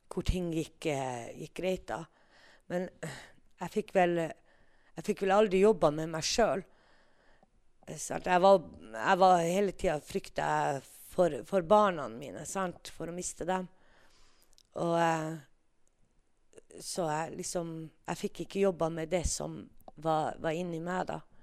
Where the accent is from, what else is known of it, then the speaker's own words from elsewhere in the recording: Tana, Finnmark, Norway; jeg er født og oppvokst i Tana, oppe i Finnmark, Øst-Finnmark.